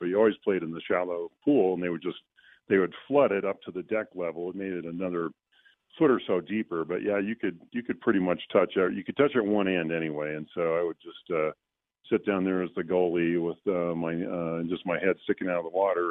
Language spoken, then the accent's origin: English; Southern California, United States; growing up in Southern California, the reason I played water polo is that I grew up at the beach